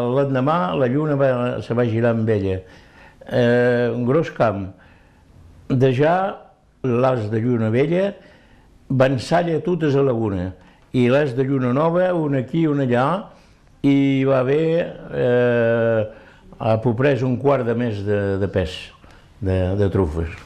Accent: Ortaffa, Occitania, France; moved away as an adult; now in Elne, France; Soc d'Hortafà

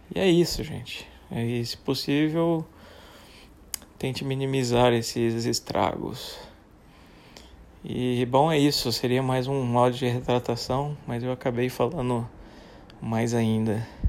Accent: Brazil; sou brasileiro

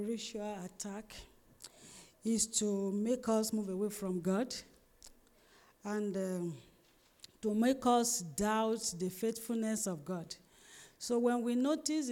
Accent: Ondo, Nigeria; I'm from Ondo State

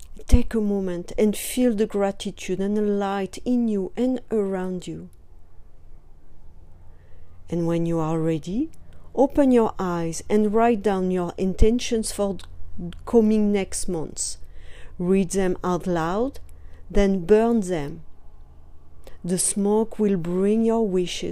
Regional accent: France; now in California, United States; I am from France

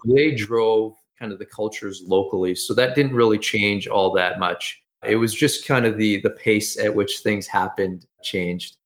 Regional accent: Edmonton, Alberta, Canada; I've always been, lived here in, in Canada, in Edmonton, Alberta.

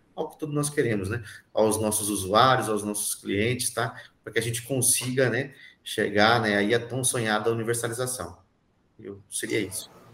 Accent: Paraná, Brazil; eu sou do Paraná também

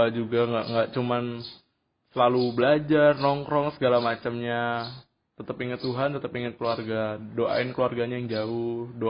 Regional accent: Bekasi, West Java, Indonesia; now in Yogyakarta, Indonesia; kalau gue kan dari Bekasi ke Jogja istilahnya dari walaupun Jogja tuh udah maju cuman dari kota tetap ke desa

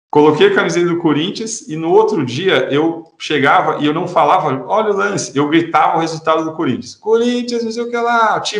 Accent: São Paulo, Brazil; now in Garopaba, Brazil; Eu sou do interior de São Paulo e hoje eu moro em Santa Catarina.

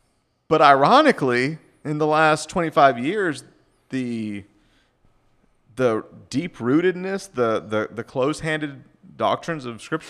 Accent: the South, United States; moved away; You know, I was raised in the South. I mean, you know, Jesus is a Republican kind, you know.

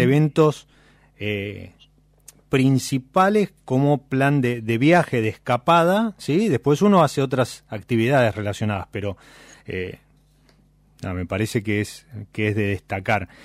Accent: Buenos Aires, Argentina; los que somos de Buenos Aires

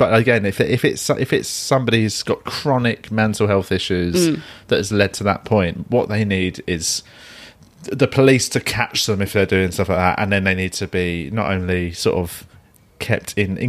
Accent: London, United Kingdom; even though I'm from London

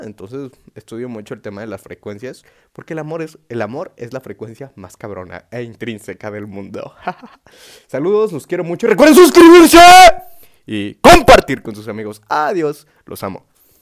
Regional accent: Oaxaca, Mexico; yo soy de Oaxaca

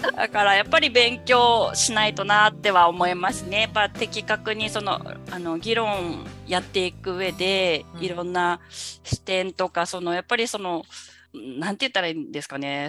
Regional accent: Amakusa, Kumamoto, Japan; 養殖も男性しかいないですね私の地元に関しては

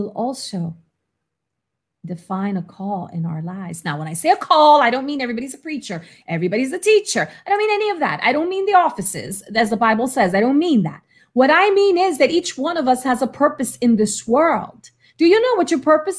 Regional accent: New York City, New York, United States; moved away; also born or lived in Florida; I was from the Bronx in New York

